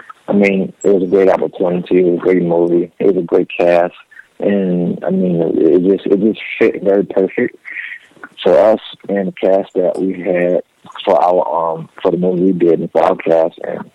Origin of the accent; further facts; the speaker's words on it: New Orleans, Louisiana, United States; moved away as an adult; I'm from New Orleans, Louisiana.